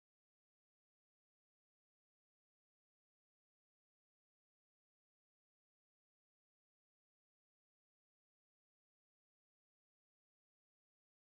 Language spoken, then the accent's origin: English; Kansas City, United States; now in California, United States; I'm from Kansas City